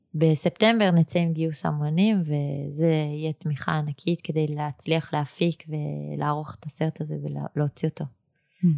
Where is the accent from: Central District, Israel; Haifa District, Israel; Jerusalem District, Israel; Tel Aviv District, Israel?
Jerusalem District, Israel; Jerusalem; ואני נולדתי בה